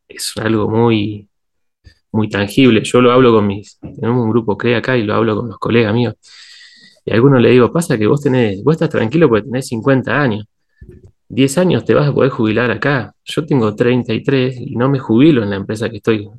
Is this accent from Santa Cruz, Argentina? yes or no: yes; Patagonia, Santa Cruz, Argentina; yo, salí de la Patagonia recién para irme a estudiar a los 18 años. Siempre había estado acá